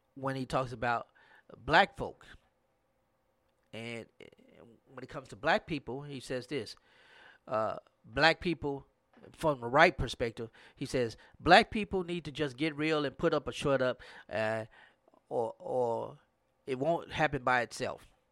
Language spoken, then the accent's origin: English; Grambling area, Louisiana, United States; in my hometown, it was Grambling State University